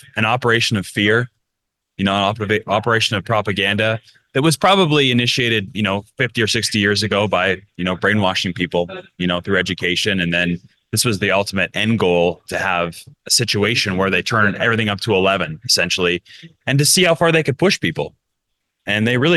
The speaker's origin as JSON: {"language": "English", "country": "Canada", "moved": "as an adult", "lives_now": "Zihuatanejo, Mexico", "said": "I'm an escapee from Canada, I guess you could say. Back in 2021, I left Canada, and I haven't actually returned since. I made my home in Zihuatanejo, Ixtapa, Mexico."}